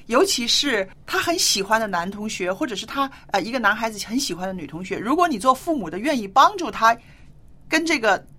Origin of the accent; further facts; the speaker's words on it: China; 我们中国人